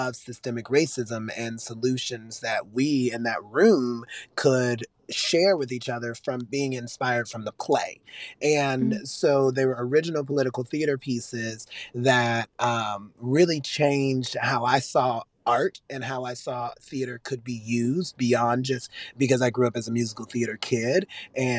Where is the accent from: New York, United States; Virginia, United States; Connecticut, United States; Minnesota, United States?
Virginia, United States; Richmond; I'm from Richmond, Virginia